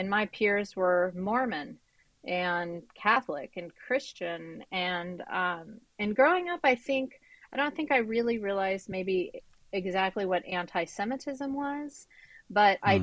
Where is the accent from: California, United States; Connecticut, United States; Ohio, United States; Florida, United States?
California, United States; Central Valley; growing up in Central Valley, I was one of the only Jewish people